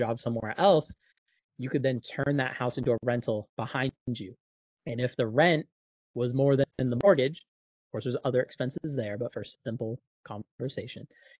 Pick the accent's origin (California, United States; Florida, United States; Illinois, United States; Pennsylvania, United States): Florida, United States; Jacksonville; my hometown is Jacksonville, Florida